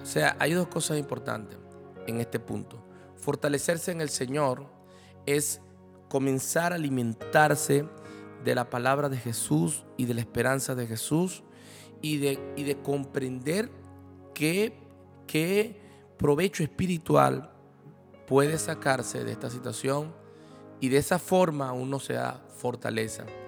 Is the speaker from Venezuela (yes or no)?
yes; Venezuela; como venezolanos, porque bueno, sabes que estamos viviendo una situación muy difícil en Venezuela